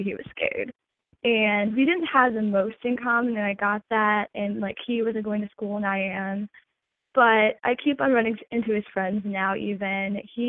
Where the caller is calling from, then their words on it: Michigan, United States; I'm 21, and I'm calling from Michigan.